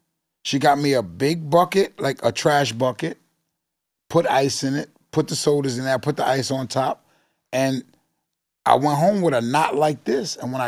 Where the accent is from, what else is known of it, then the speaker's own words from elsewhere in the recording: New York City, New York, United States; I'm from Forest Projects